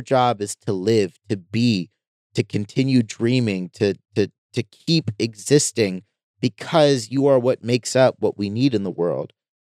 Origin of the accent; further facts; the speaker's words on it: United States; I'm looking at it in the context that I'm an American.